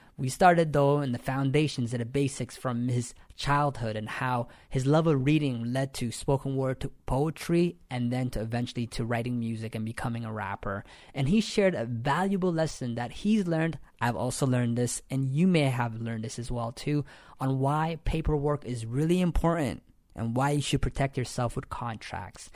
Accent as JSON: {"language": "English", "town": "London", "region": "Ontario", "country": "Canada", "moved": "as an adult", "lives_now": "Toronto, Canada", "said": "I am originally from London, Ontario. I just moved to Toronto two years ago"}